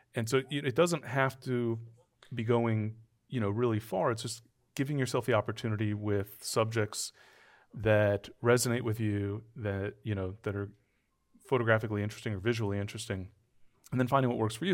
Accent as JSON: {"language": "English", "region": "Southern California", "country": "United States", "tie": "born or raised there", "said": "I grew up in Southern California"}